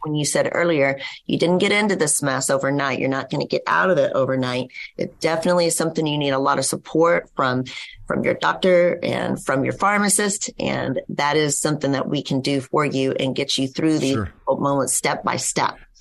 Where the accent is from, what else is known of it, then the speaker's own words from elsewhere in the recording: West Texas, United States; I grew up in West Texas